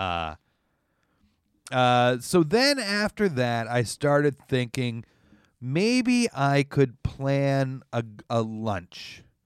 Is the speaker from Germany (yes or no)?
no; Canada; as a Canadian